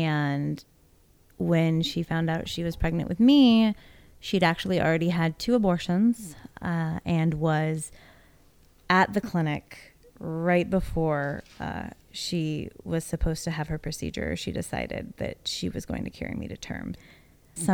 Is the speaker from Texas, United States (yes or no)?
yes; Houston, Texas, United States; born there; I've been in Texas since 2009, but actually I was born here in Houston in 1983.